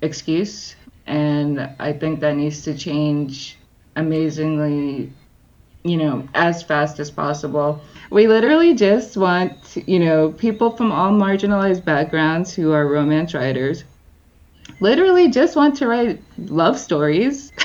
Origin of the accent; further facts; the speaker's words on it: Jersey City, New Jersey, United States; I grew up in Jersey City.